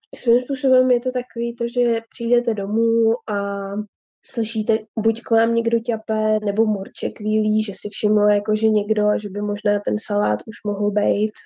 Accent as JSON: {"language": "Czech", "town": "Mariánské Lázně", "region": "Karlovy Vary Region", "country": "Czechia", "tie": "born or raised there", "also_born_or_lived": "Domažlice, Czech Republic", "moved": "as an adult", "lives_now": "Denmark", "said": "když jsem vyrůstala v Mariánských Lázních, tak jsme bydleli v takovém"}